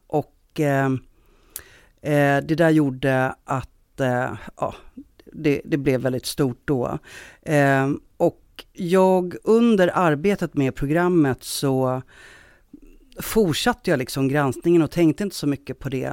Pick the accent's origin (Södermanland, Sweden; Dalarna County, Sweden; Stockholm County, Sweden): Stockholm County, Sweden; Stockholm; moved away as an adult; now in Gothenburg, Sweden; Jag är från Stockholm, men jag har bott i Göteborg ganska många år nu.